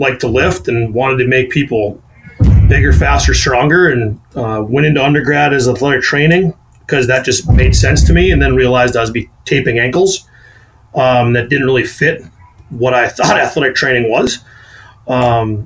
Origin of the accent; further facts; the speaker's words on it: North Dakota, United States; also born or lived in Colorado; I'm originally from the area here in North Dakota with my wonderful accent.